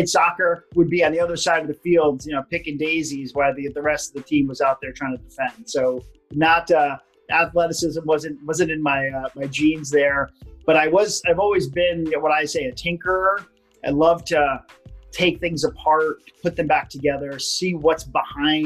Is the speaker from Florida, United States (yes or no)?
yes; Hollywood, Florida, United States; Originally from Hollywood, Florida.